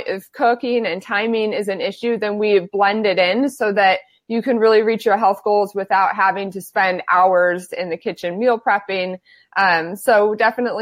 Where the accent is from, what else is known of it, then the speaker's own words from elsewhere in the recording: Phoenix, Arizona, United States; now in San Diego, United States; I am born and raised in Phoenix, Arizona, and I currently live in San Diego